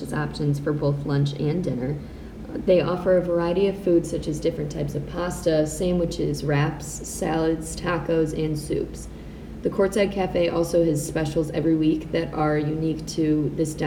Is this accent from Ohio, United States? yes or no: yes; Cleveland, Ohio, United States; I'm currently a freshman living in Smith Steeple Hall, and I'm from Cleveland, Ohio